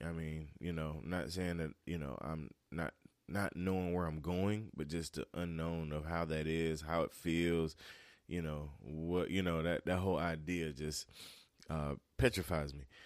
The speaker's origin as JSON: {"language": "English", "town": "Turkey", "region": "North Carolina", "country": "United States", "moved": "as an adult", "lives_now": "South Carolina, United States", "said": "I'm originally from North Carolina, east of North Carolina, uh, little town called Turkey."}